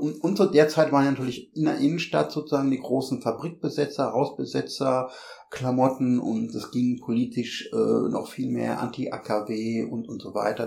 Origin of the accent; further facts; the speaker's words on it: Bochum, North Rhine-Westphalia, Germany; ich komme aus Bochum